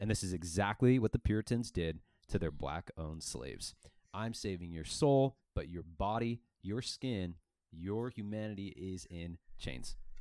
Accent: Mesa, Arizona, United States; growing up in Northeast Mesa

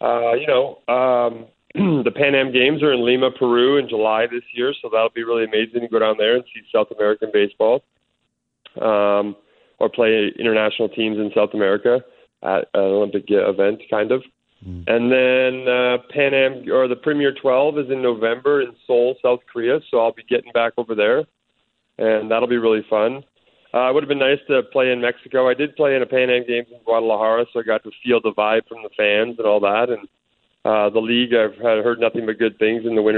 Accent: Canada; also born or lived in Oklahoma State; being a Canadian, growing up watching them

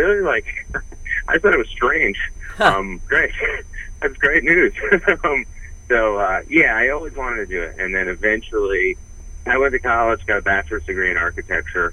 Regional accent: New Jersey, United States; also born or lived in West Orange, New Jersey; now in New York, United States; Originally I'm from North Jersey

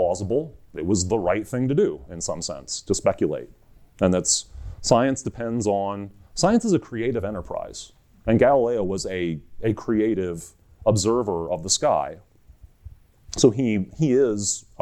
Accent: United States; I'm an American geologist

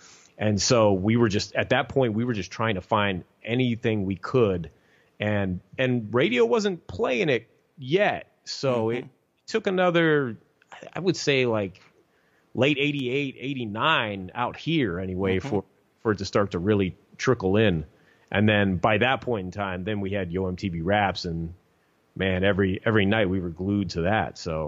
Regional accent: Pittsburgh, Pennsylvania, United States; I grew up primarily around Pittsburgh, Pennsylvania, and which is, I still live out here today.

